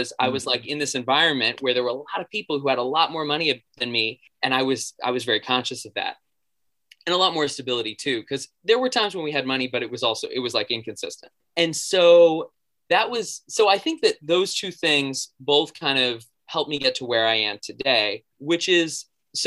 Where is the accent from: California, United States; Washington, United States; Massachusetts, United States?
Massachusetts, United States; Boston; I grew up in the Boston area